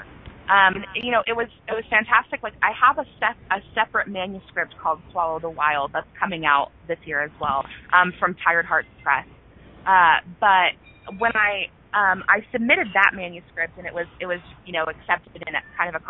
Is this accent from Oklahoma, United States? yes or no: yes; Norman, Oklahoma, United States; my hometown of Norman, the university that's here, the University of Oklahoma